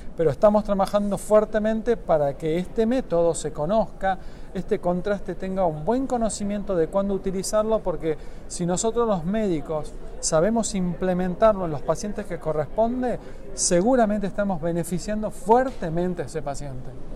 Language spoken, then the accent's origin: Spanish; Tucumán, Argentina; mi provincia, de la provincia de Tucumán